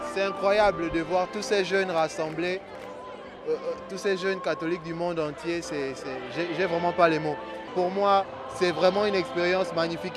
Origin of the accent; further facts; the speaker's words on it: Gabon; je viens du Gabon